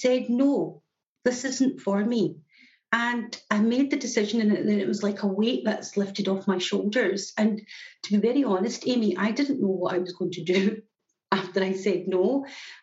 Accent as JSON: {"language": "English", "town": "Glasgow", "region": "Scotland", "country": "United Kingdom", "said": "From Glasgow in Scotland, and my accent is always a giveaway where I'm from"}